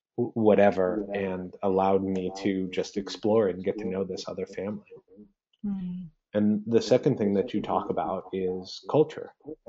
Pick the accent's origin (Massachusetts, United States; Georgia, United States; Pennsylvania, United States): Massachusetts, United States; Boston; I grew up in Boston. My Spanish, that's not so good.